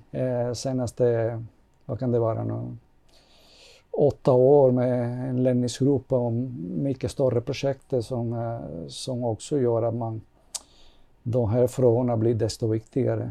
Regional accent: Cuba; also born or lived in Kyiv, Ukraine; now in Sweden; jag kommer från Kuba och det har jag fått uppleva en helt annan ledarskap och en helt annan kultur och mentalitet

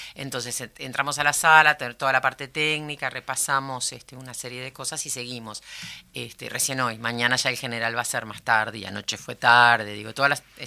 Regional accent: Uruguay; como uruguaya

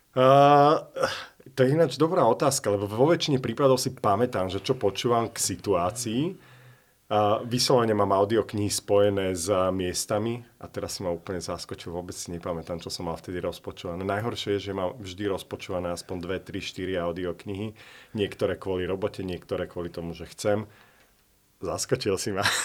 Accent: Slovakia; now in London, United Kingdom; ja som zo Slovenska

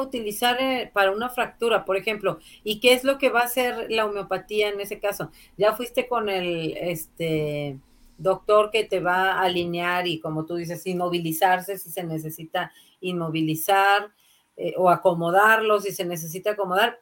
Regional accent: Mexico; nosotros que somos latinos, específicamente mexicanos

